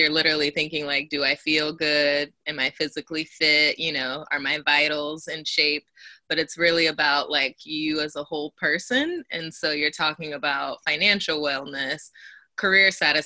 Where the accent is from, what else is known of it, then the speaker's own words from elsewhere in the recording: Elk Grove, California, United States; now in San Francisco, United States; I live and work in the Bay in San Francisco, but I am from Elk Grove, California, originally